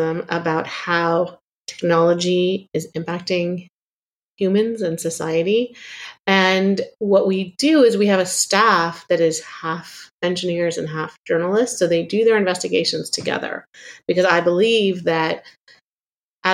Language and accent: English; Palo Alto, California, United States; moved away as an adult; also born or lived in Chicago; I grew up in Silicon Valley in Palo Alto during sort of the personal computer revolution